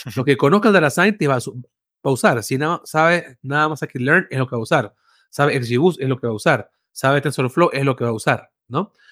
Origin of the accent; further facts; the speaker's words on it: Venezuela; moved away as an adult; now in Mexico; soy de Venezuela, primero que nada. Eh, vivo en México hace ocho años.